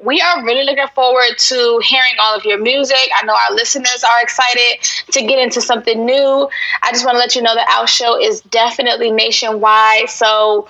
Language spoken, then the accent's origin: English; Virginia, United States; I'm Virginia. I'm East Coast